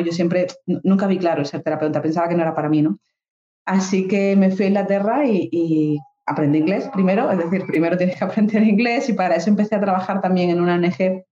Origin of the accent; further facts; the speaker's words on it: Dos Hermanas, Andalusia, Spain; moved away as an adult; also born or lived in Granada / London; now in Málaga, Spain; yo soy de Sevilla, yo soy de un pueblo que se llama Dos Hermanas. Y, bueno, yo nací allí, estuve allí pues 26 años